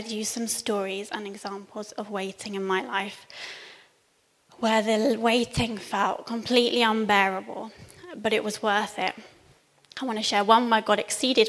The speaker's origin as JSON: {"language": "English", "town": "Cambridge", "region": "East of England", "country": "United Kingdom", "moved": "yes", "said": "So I'm from Cambridge originally, and at this point we were living in Cambridge."}